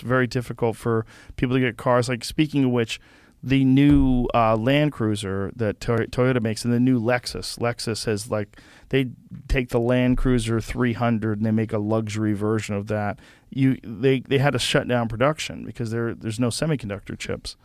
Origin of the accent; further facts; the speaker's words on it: Boston, Massachusetts, United States; moved away; I grew up in Boston